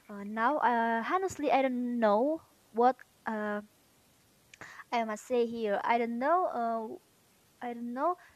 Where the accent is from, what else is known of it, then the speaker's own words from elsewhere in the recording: Medan, North Sumatra, Indonesia; English is a second language; Uh, I'm from Medan, and mm, the name of my city is Siramanik. I'm 18 years old.